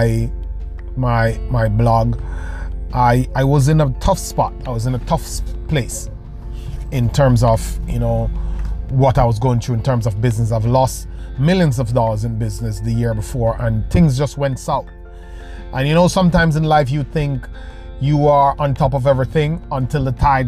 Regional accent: Jamaica; moved away; I was still in Jamaica, living in Jamaica. I'm originally Jamaican

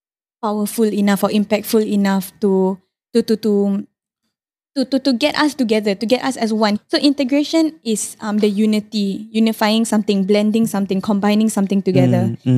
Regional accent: Singapore; So basically I said I'm from Singapore

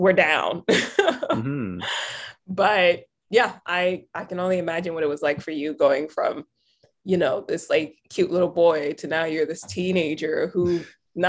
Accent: the American South, United States; moved away; I'm coming from the South

